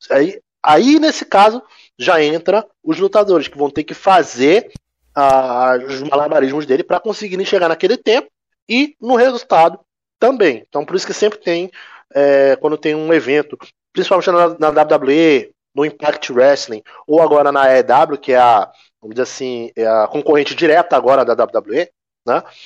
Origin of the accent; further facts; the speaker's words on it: Belém, Pará, Brazil; now in Manaus, Brazil; atualmente eu sou, eu moro em Manaus, mas eu não sou nascido aqui. Eu sou nascido em Belém, né, estado do Pará